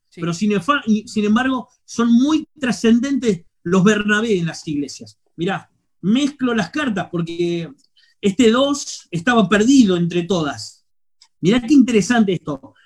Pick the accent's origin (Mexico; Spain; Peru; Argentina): Argentina; Quilmes, Buenos Aires Province; moved away as an adult; now in Córdoba, Argentina; soy de Quilmes, Buenos Aires